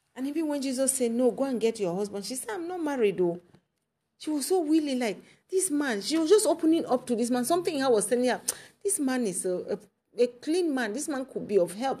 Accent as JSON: {"language": "English", "town": "Kumba", "country": "Cameroon", "tie": "born or raised there", "said": "my hometown in Cameroon, Nkumba"}